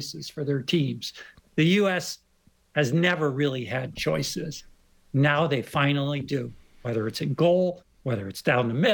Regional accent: Rhode Island, United States; kid growing up in Rhode Island playing high school hockey

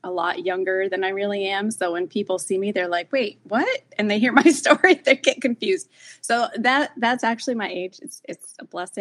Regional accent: New Jersey, United States; accent: Jersey; I'm from New Jersey

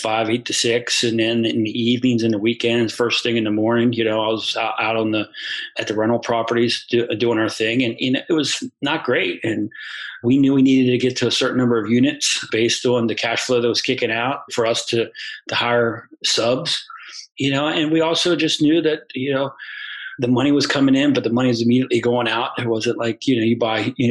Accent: South Central Pennsylvania, United States; moved away as an adult; now in Florida, United States; growing up in South Central Pennsylvania and on a farm

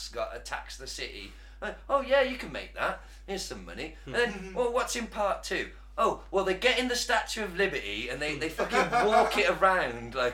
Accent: United Kingdom; as British people

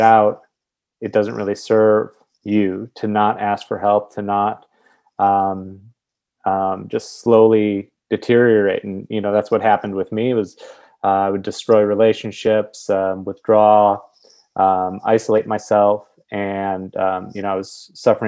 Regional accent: Milwaukee, Wisconsin, United States; I'm from Milwaukee, Wisconsin

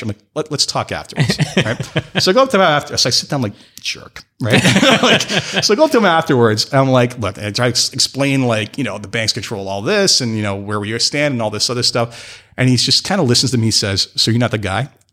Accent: Canada; I am from Canada

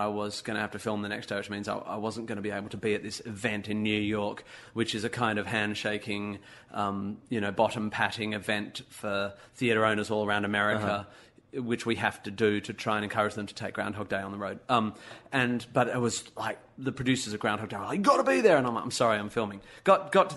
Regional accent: Australia; I'm an Aussie

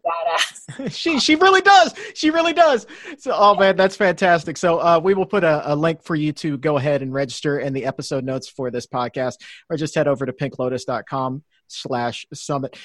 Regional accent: the South, United States; I'm from the South as well

